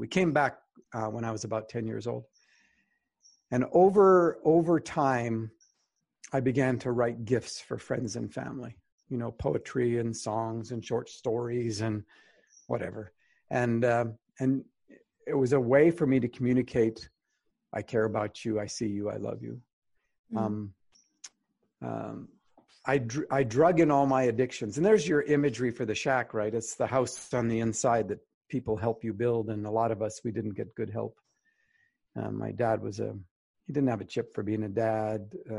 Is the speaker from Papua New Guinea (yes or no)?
yes; Highlands, Papua New Guinea; also born or lived in Alberta, Canada; I'm Canadian born, up in Northern Alberta. And then when I was 10 months old, my mom and dad and I moved across the world. My parents were pioneer missionaries in the highlands of New Guinea in a tribal Stone Age culture.